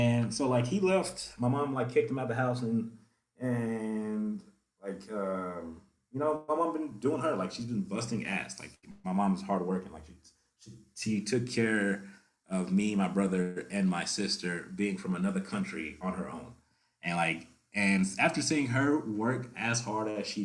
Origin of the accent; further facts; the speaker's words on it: Memphis, Tennessee, United States; moved away as an adult; also born or lived in Kuwait; now in Denver, United States; I grew up in Tennessee, you know, Memphis, Tennessee